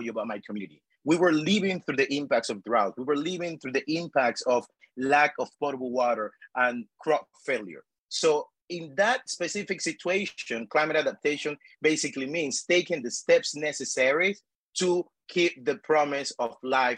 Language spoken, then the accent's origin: English; Panama; moved away as an adult; also born or lived in United States; I was born and raised in El Pájaro de Pece, a rural community at the heart of Panama's dry corridor